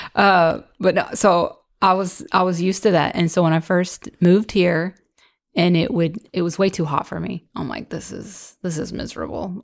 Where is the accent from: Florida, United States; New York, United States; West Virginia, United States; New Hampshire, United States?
West Virginia, United States; moved away; growing up in West Virginia, we had harsh winters, lots of snow